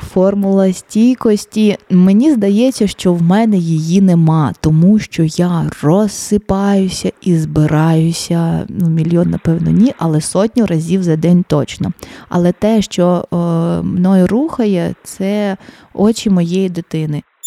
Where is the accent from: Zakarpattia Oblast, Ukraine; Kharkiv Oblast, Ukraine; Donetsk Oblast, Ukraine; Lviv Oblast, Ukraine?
Donetsk Oblast, Ukraine; Mariupol; я народилась, народилася і вирісла в Маріуполі.